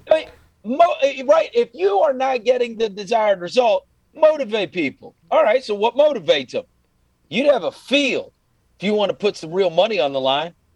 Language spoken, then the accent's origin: English; New York, United States; I grew up actually in New York